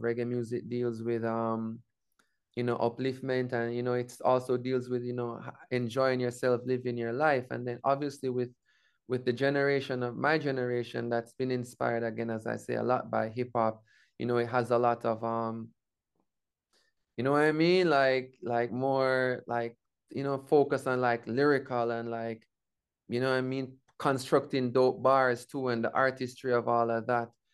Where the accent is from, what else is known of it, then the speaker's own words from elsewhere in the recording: Jamaica; my indigenous zone of being Jamaican